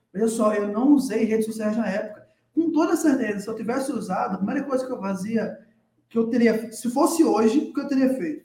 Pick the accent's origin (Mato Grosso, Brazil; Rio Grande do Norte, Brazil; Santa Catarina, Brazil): Rio Grande do Norte, Brazil; Natal; moved away as an adult; now in São Paulo, Brazil; eu hoje estou morando em São Paulo, mas eu sou de Natal, sou natalense, tá? nascido e criado na capital do Rio Grande do Norte, na cidade do Sol Natal